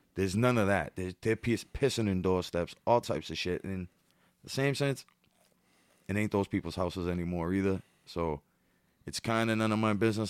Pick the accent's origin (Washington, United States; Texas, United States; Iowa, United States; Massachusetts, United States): Massachusetts, United States; Boston; I'm from the projects, I'm from where the parade begins.